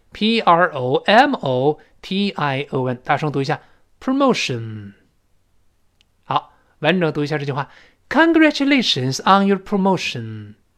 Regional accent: China; 我们中国人

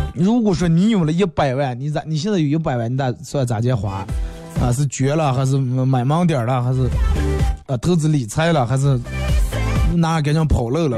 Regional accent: Bayannur, Inner Mongolia, China; accent: Bameng dialect; 咱们这儿有句土话

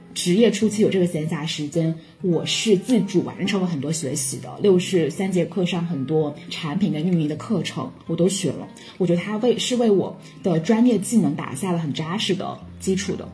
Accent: Guangdong, China; 我是广东人

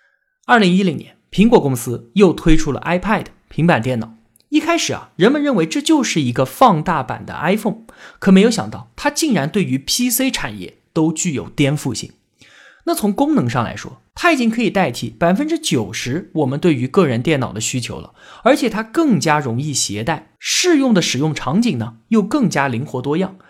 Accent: China; 但是长年以来，他都是我们中国人所热议的话题。

